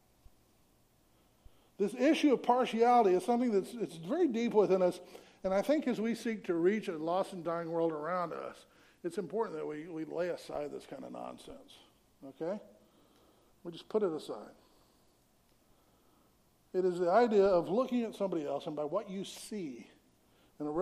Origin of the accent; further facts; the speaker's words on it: the South, United States; I grew up in the South